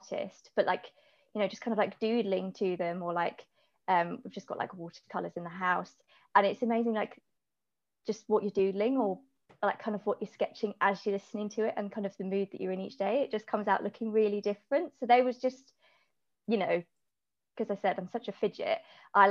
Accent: Hampshire, South East England, United Kingdom; I'm from Hampshire.

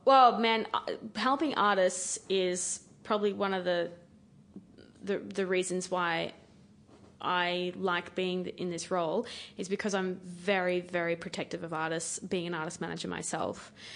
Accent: Queensland, Australia; being a Queenslander

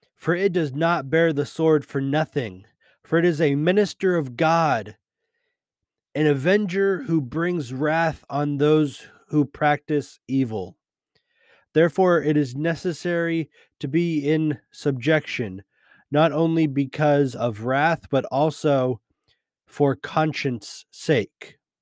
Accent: United States; being a Christian and being an American.

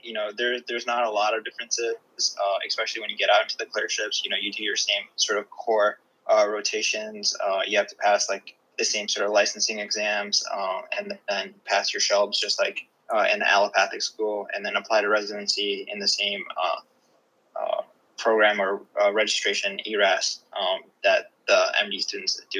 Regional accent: Gandhinagar, Gujarat, India; now in United States; I was born in Gandhinagar, Gujarat, which is like not a big city, you know, and I was really close to my uncle. We lived maybe 5 minutes apart.

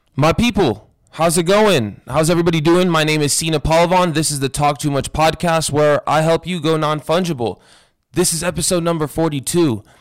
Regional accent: Las Vegas, Nevada, United States; growing up in Vegas

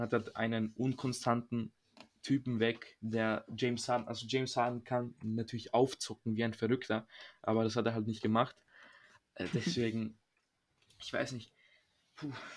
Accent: Serbia; moved away; ich komme aus Serbien

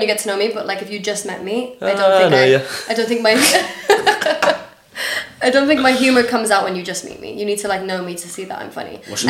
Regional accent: Dubai, United Arab Emirates; accent: international school; Yeah, so I grew up in Dubai, but like my mum's British nationality and my dad's Danish nationality.

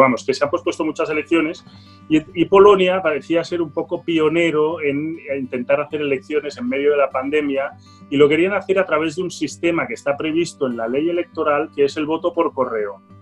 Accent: Barcelona, Catalonia, Spain; yo soy polaco, ¿eh? polaco de Barcelona

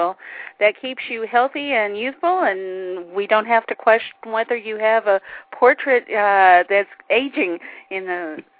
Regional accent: Texas, United States; and I wanted to know if there is anything that we Texans can do to help pick out that street corner.

